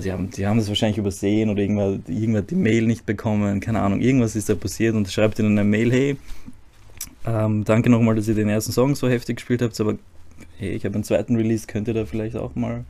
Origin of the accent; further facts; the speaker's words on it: Zagreb, City of Zagreb, Croatia; German is a second language; now in Vienna, Austria; ich bin in Kroatien geboren, in Zagreb